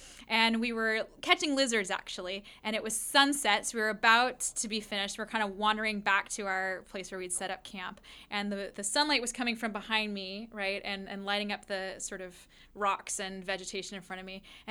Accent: West Coast, United States; So I grew up on the West Coast where we didn't even have things like fireflies, right?

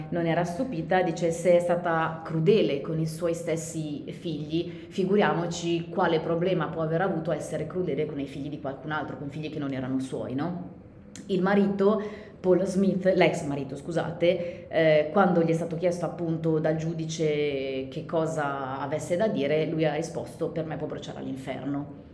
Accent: Milan, Lombardy, Italy; noi siamo di Milano

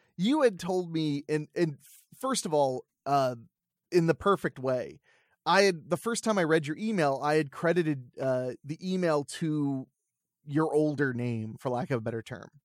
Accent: Ohio, United States; I grew up in Ohio

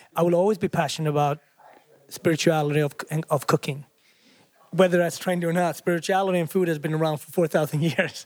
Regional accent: Sweden; also born or lived in Africa; now in New York, United States; I grew up in Sweden, I'm from Africa, I live in New York.

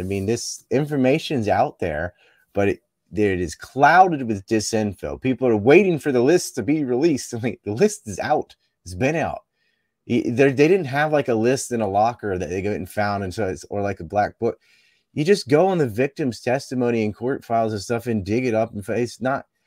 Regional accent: Cape Hatteras, North Carolina, United States; I'm from Cape Hatteras and there was a yellow ribbon around our lighthouse

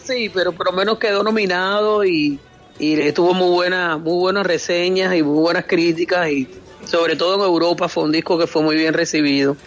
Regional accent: Cuba; moved away as an adult; also born or lived in Costa Rica / Cancún, Mexico; now in Miami, United States; yo salí de Cuba, eh, como salimos la mayoría de los artistas, con un contrato

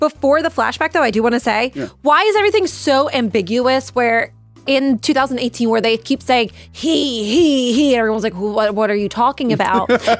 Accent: Philadelphia area, Pennsylvania, United States; moved away; because in Philadelphia, there was a car chase happening and it went into around where my hometown was.

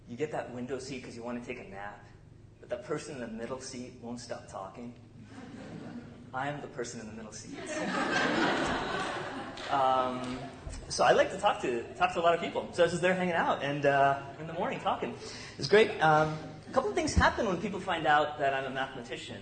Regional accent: South India, India; moved away; I grew up in South India

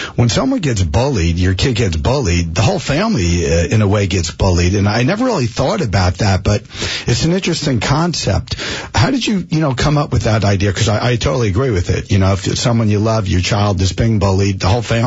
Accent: Springfield, New Jersey, United States; I grew up in Springfield, you know, right here in Union County

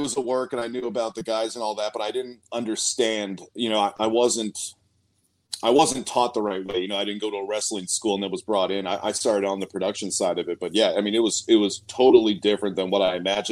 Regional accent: Washington, District of Columbia, United States; also born or lived in Norfolk, Virginia; I grew up in Washington, D.C. originally, mid-Atlantic guy too, you know, Virginia, D.C., Maryland, that whole area

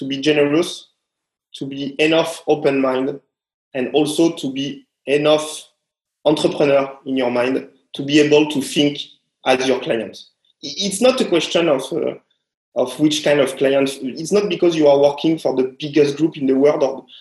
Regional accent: France; now in Shanghai, China; To be French

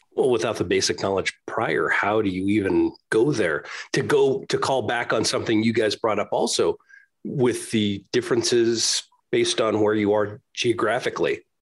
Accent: a suburb of Chicago, Illinois, United States; also born or lived in California, United States; now in Utah, United States; I was born in California, raised in a suburb of Chicago, now I'm here in Utah

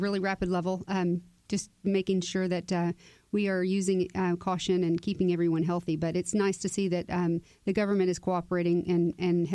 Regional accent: Cypress, Texas, United States; I was born and raised there. So it's my hometown

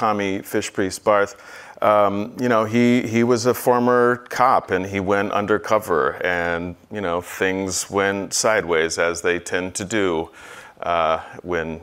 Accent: Northeast, United States; I'm from the Northeast as well

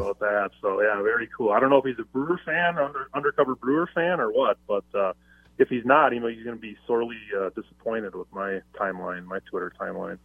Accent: Milwaukee, Wisconsin, United States; I grew up in Milwaukee here

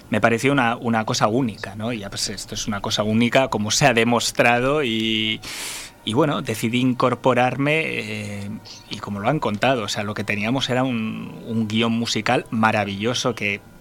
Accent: Basque Country, Spain; ya que yo soy vasco y vengo de ahí

